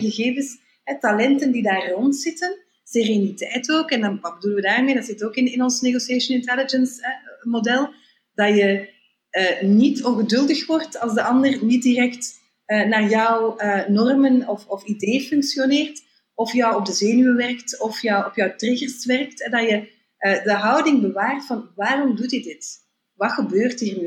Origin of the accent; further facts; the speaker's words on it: Belgium; als Belgen